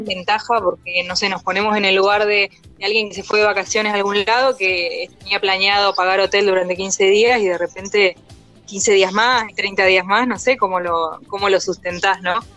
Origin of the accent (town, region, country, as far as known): Argentina